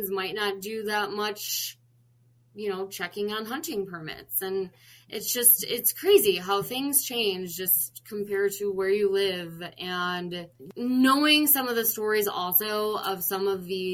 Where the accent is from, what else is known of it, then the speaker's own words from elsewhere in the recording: Chicago, Illinois, United States; moved away as an adult; now in North Dakota, United States; I'm originally from Chicago